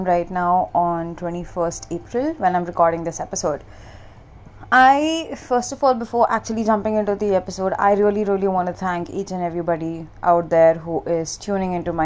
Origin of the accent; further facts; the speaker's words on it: India; also born or lived in Mumbai; I'm an Indian. I stay in India. I'm in Mumbai right now.